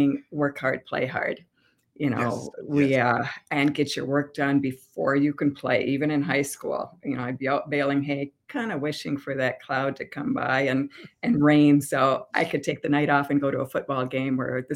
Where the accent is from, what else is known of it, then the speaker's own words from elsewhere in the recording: Albert Lea, Minnesota, United States; also born or lived in Rochester, Minnesota; I was born in Albert Lea, Minnesota